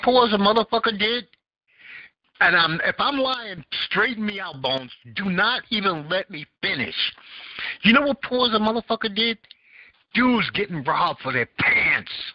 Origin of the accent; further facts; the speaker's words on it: New York City, New York, United States; I grew up in Bed Stuy.